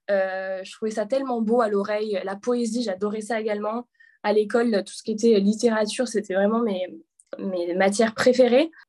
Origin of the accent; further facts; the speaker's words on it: a small village near Avignon, Provence-Alpes-Côte d'Azur, France; moved away as an adult; also born or lived in Paris; de la France, d'un petit village dans le sud à quelques kilomètres d'Avignon.